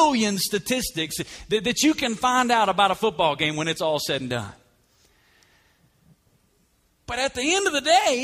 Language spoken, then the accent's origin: English; Alabama, United States; moved away as an adult; also born or lived in Woodstock; now in Las Vegas, United States; I grew up in Alabama, and when you grow up in Alabama, college football is like a way of life